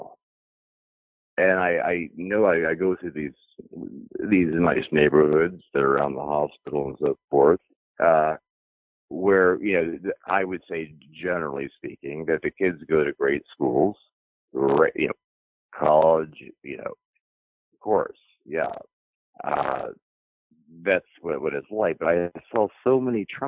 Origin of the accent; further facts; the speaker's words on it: Dayton, Ohio, United States; moved away as an adult; also born or lived in Vermont / New York / Seattle; I grew up for 18 years here